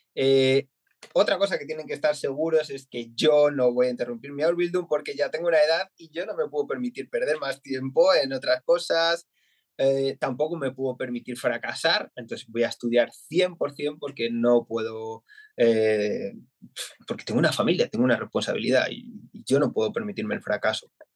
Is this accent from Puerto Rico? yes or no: no; Madrid, Community of Madrid, Spain; moved away as an adult; now in Essen, Germany; yo soy de Madrid y llevamos en Alemania desde en marzo hicimos tres años